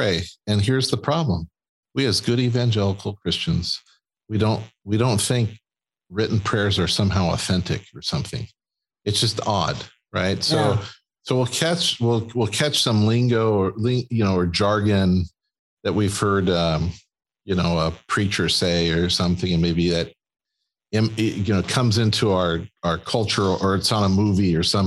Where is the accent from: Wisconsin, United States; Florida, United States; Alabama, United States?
Wisconsin, United States; We're from Wisconsin